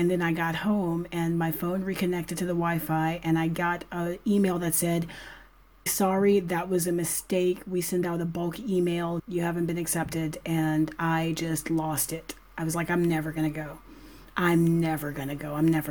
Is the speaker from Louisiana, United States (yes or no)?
yes; New Orleans, Louisiana, United States; moved away as an adult; also born or lived in Atlanta, Georgia; now in Madrid, Spain; I am from New Orleans, Louisiana, with a side of Atlanta, Georgia. I say that because joint custody is a thing. I was raised in two major cities, shuttling back and forth. I call both of them home.